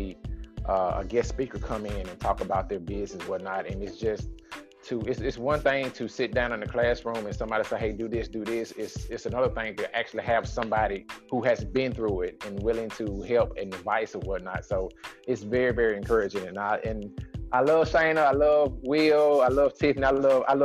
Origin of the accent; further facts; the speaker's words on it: Nashville, Tennessee, United States; born and raised in Nashville, Tennessee, East Nashville